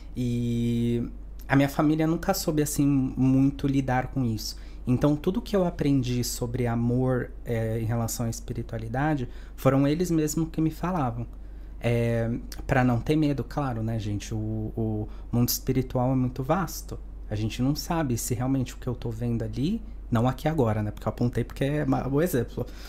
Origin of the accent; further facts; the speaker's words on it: Santos, São Paulo, Brazil; moved away as an adult; now in Spain; Eu sou de Santos, uma cidade pequena em São Paulo, é, de Neymar e Pelé